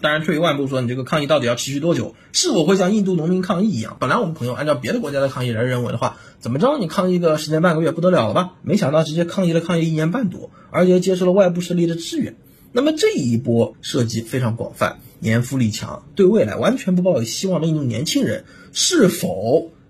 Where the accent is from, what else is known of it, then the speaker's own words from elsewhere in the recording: China; 我们中国人